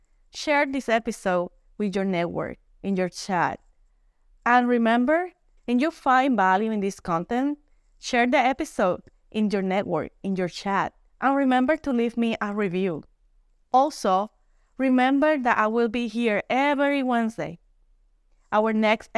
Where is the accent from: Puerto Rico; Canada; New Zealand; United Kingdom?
Puerto Rico; I am from Puerto Rico